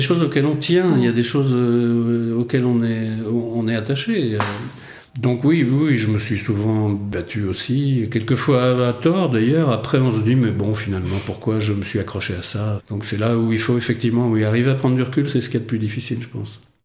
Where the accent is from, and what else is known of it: Rennes, Brittany, France; moved away as an adult; also born or lived in Paris / London